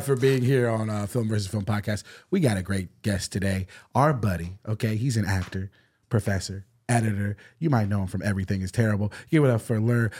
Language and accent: English; the South, United States; moved away; I'm from the South